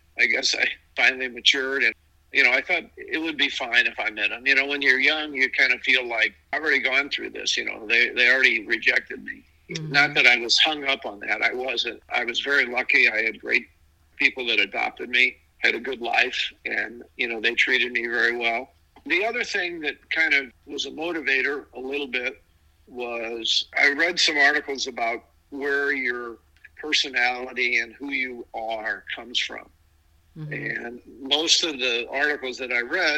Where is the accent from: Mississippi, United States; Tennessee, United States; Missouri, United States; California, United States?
Missouri, United States; St. Louis; also born or lived in Kansas City, Missouri / Arkansas; I grew up in St. Louis